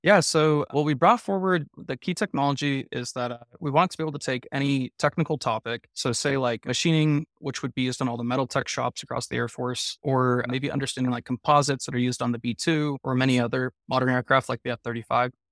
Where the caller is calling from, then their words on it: Salt Lake City, Utah, United States; also born or lived in Irvine, California / Layton, Utah; Today I'm calling from, uh, Salt Lake City. We have an office here and then one in Southern California in Irvine, so spend my time split between the two